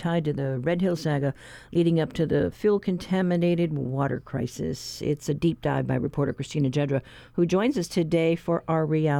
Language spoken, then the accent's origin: English; Guam; It's interesting because language from where I'm from Guam, yeah, the Chamorro language was also oral.